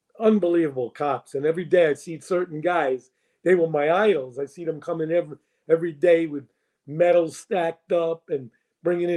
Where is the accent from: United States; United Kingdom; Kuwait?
United States; New York City, New York; I grew up in the North Bronx in the Kingsbridge concourse area